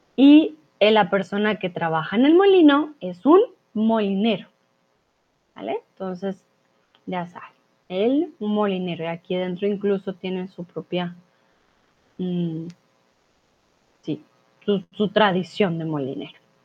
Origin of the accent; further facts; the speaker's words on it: Colombia; now in Mexico; soy de Colombia